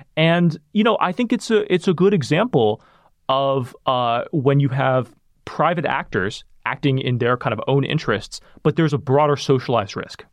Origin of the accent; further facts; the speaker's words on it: Sacramento, California, United States; where I grew up in Sacramento